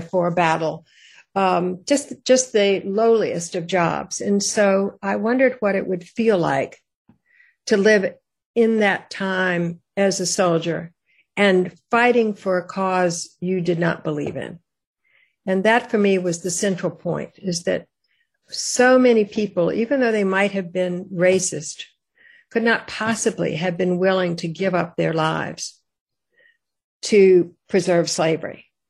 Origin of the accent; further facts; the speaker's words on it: Richmond, Virginia, United States; I was born in Richmond